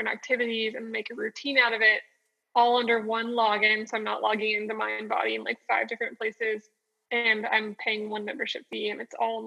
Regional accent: Austin, Texas, United States; moved away as an adult; now in Dallas, United States; I'm from Austin, Texas. And I grew up there on Lake Austin

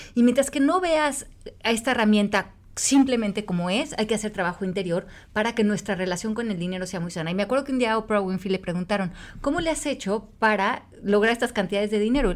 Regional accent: Mexico; yo desde que nací en México, México está en crisis

